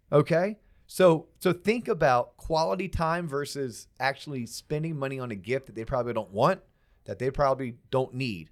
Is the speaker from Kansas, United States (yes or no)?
no; Florida, United States; I'm from Florida